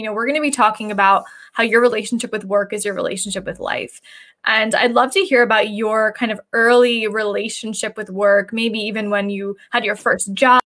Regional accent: New Jersey, United States; We're from New Jersey.

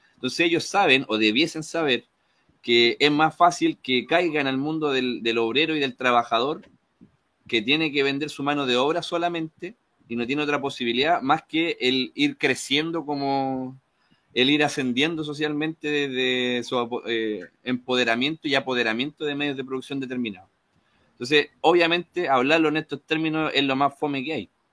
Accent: Chile; moved away as an adult; me fui de Chile

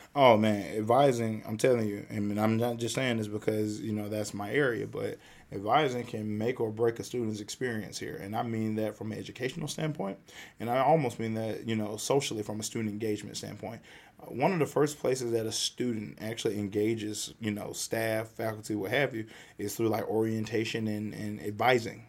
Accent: the South, United States; I'm, I'm a Southerner

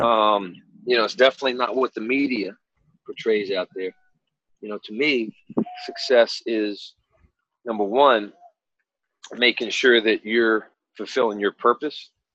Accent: Hampton, Virginia, United States; I'm from Hampton, Virginia, so Hampton High School was the school of schools

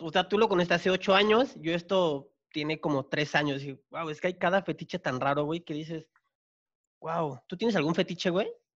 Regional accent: Chiapas, Mexico; yo soy de Chiapas

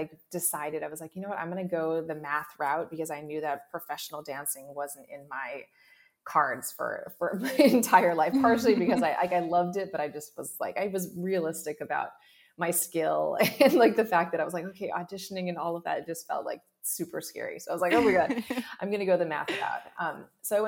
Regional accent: Hawaii, United States; I grew up in Hawaii.

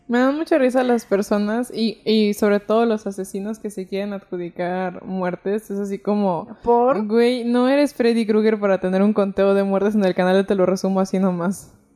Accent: Mexico; soy mexicana

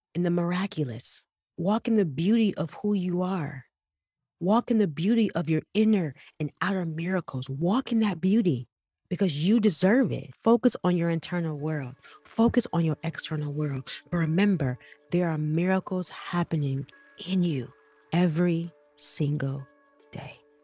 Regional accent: Detroit, Michigan, United States; I'm from West Side, I'm from Eight Mile

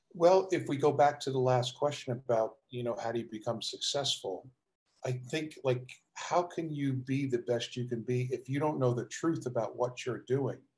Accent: New Jersey, United States; moved away as an adult; also born or lived in Richmond, Virginia; I grew up in South Jersey, just outside of Philadelphia

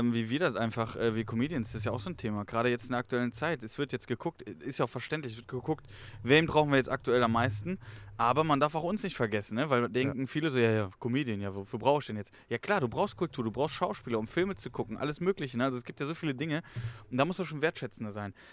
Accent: Cologne, North Rhine-Westphalia, Germany; wir sind Kölner Jungen

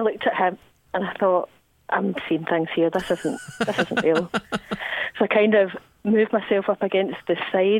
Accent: Bonnybridge, Scotland, United Kingdom; Bonnybridge in Scotland.

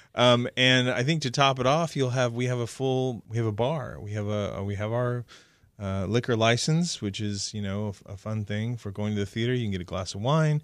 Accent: Oklahoma, United States; I grew up in a time in the seventies in Oklahoma

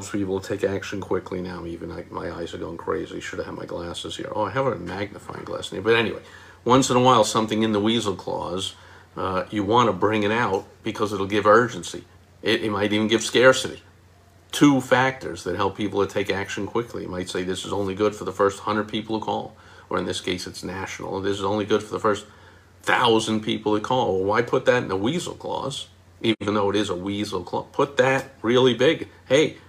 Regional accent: New York, United States; moved away; I am from New York

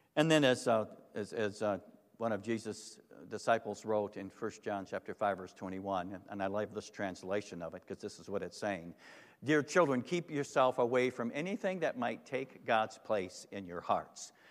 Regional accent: Holland, Michigan, United States; I grew up in Holland, Michigan

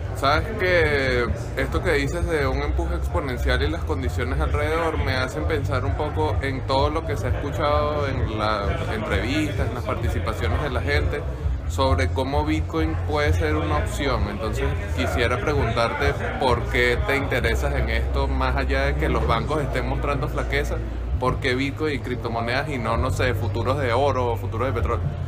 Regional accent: Venezuela; somos compañeros y compatriotas

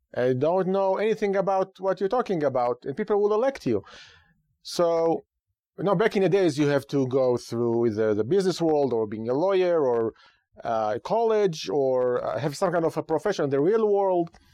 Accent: Israel; now in United States; Growing up in Israel

